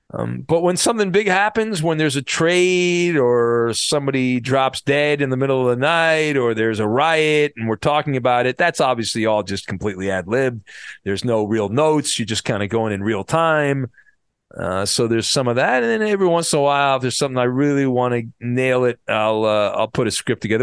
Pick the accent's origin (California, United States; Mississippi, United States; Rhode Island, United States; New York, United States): California, United States; Orange County; also born or lived in San Diego / Los Angeles; when I grew up in Orange County